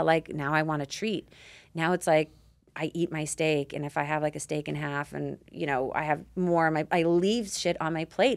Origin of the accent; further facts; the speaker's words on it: Canada; I grew up on it in Canada